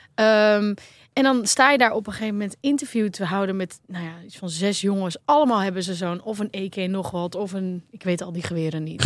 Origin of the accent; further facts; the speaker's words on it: Netherlands; als Nederlander